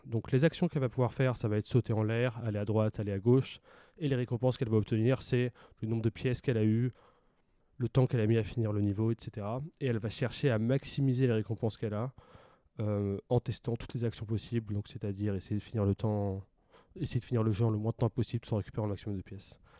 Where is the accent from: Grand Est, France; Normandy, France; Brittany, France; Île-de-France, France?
Brittany, France; Pontivy; moved away as an adult; also born or lived in Rennes; now in Marseille, France; J'ai grandi en Bretagne, euh, donc euh, pendant 18 ans, j'ai grandi à Pontivy, qui est une petite ville dans centre de la Bretagne